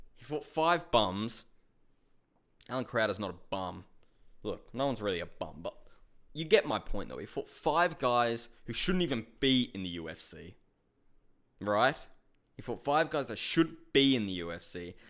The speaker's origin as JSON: {"language": "English", "country": "Australia", "said": "I'm from Australia."}